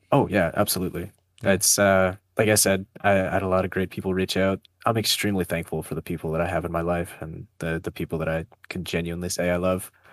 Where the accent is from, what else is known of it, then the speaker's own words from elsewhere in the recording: northern Ontario, Canada; now in Ottawa, Canada; I was born in a very small town uh, up in northern Ontario. Went to high school there